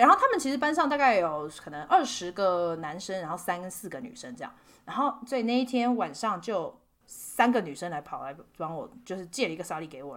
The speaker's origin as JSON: {"language": "Chinese", "country": "Taiwan", "also_born_or_lived": "India", "moved": "as an adult", "said": "我们台湾人的那个名字翻译"}